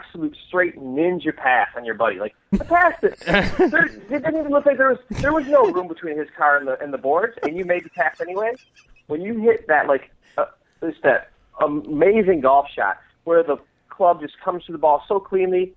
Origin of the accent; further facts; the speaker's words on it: Michigan, United States; I grew up in Michigan